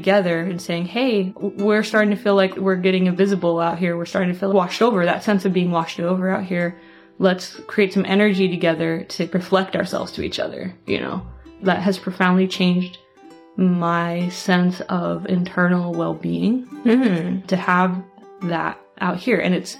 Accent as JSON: {"language": "English", "region": "Utah", "country": "United States", "tie": "born or raised there", "also_born_or_lived": "Seattle", "moved": "yes", "said": "I grew up in Utah, constantly whitewashed over."}